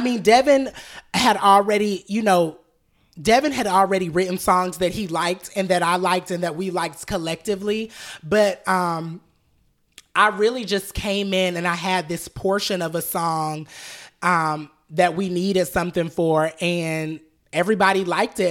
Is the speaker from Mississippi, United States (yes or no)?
no; Atlanta, Georgia, United States; I grew up in Southwest Atlanta off Cascade Road